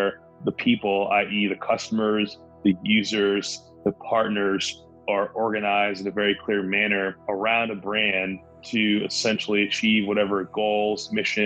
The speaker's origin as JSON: {"language": "English", "town": "Milton", "region": "Massachusetts", "country": "United States", "tie": "born or raised there", "moved": "yes", "lives_now": "Los Angeles, United States", "said": "I grew up just south of Boston, a suburb called Milton"}